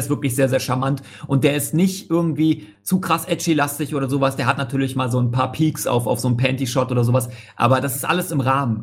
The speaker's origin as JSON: {"language": "German", "region": "Hamburg", "country": "Germany", "said": "ich bin Hamburger, tatsächlich"}